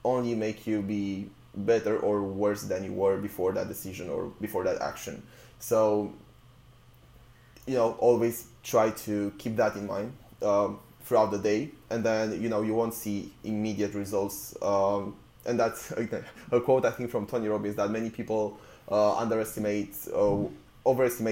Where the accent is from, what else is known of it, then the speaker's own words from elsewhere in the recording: Romania; moved away as an adult; now in United Kingdom; I came to the UK to study originally. So I was from Romania where, you know, I had a band